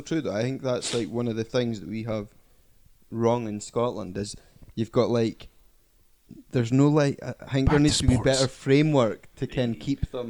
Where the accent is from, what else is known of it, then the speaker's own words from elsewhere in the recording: Berlin, Germany; since I was born in Berlin?